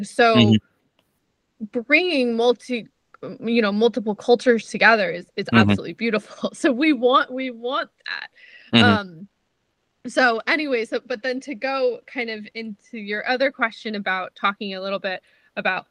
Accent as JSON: {"language": "English", "region": "New Jersey", "country": "United States", "tie": "born or raised there", "also_born_or_lived": "Israel", "accent": "New Jersey or New Yorker", "said": "I grew up in New Jersey. Like I definitely say things that like sound like New Jersey or New Yorker"}